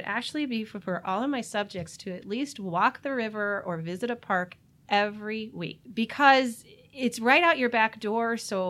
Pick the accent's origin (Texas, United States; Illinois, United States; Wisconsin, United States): Illinois, United States; Elmhurst; now in Geneva, United States; Originally from Elmhurst, so